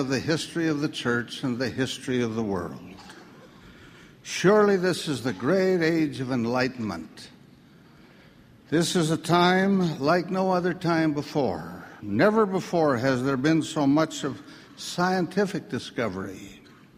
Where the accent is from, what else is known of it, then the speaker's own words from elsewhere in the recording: Salt Lake City, Utah, United States; I grew up here in Salt Lake City, a very ordinary kind of freckled-faced kid.